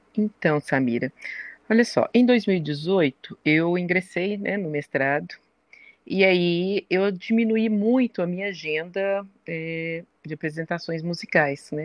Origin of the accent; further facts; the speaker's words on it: Belo Horizonte, Minas Gerais, Brazil; sou mineira de Belo Horizonte